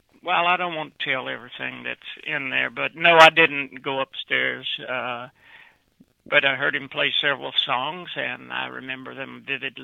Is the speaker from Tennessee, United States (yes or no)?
yes; Memphis, Tennessee, United States; now in Pennsylvania, United States; I grew up in Memphis